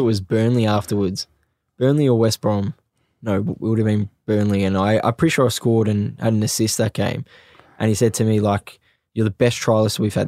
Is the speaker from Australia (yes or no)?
yes; Australia; moved away; also born or lived in England; I was in my home country